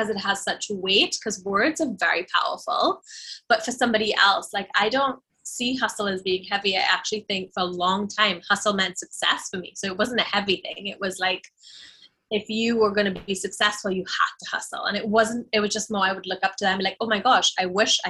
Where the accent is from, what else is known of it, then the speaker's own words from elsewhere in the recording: Trinidad & Tobago; now in Barbados; I live in Barbados in the Caribbean, but I was born and raised in Trinidad, which is another Caribbean island